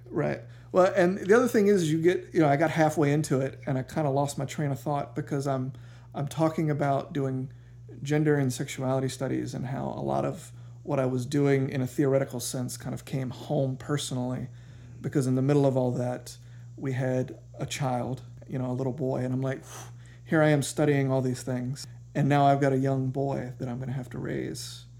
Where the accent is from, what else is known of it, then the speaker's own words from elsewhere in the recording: Savannah, Georgia, United States; I grew up here in Savannah.